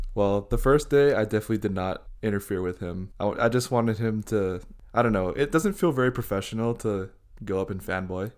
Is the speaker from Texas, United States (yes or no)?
no; Hawaii, United States; I'm Japanese. I'm from Hawaii